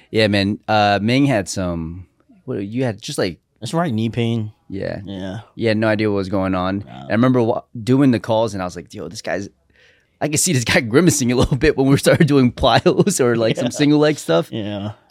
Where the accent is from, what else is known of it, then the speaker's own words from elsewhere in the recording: New York City, New York, United States; also born or lived in Manhattan / Buffalo / Staten Island; Born and raised in Brooklyn.